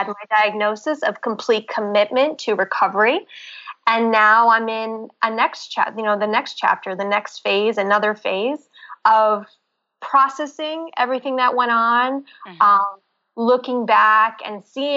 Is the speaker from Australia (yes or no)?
no; New York City, New York, United States; I'm from Brooklyn, New York, and growing up here, I had a very active lifestyle from my childhood